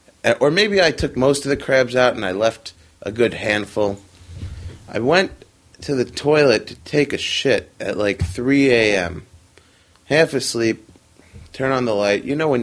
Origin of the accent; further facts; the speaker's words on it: New York City, New York, United States; also born or lived in Long Beach, Long Island; I am born and raised a New Yorker, originally from Flushing, Queens.